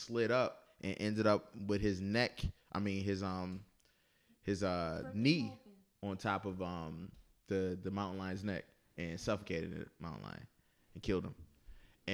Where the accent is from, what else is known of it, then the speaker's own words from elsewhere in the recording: Buffalo, New York, United States; moved away; I'm from Buffalo, New York.